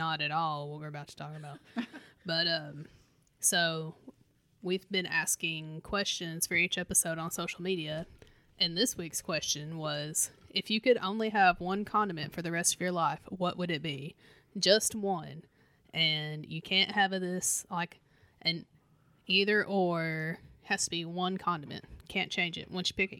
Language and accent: English; Southern Kentucky, United States; I'm from Southern Kentucky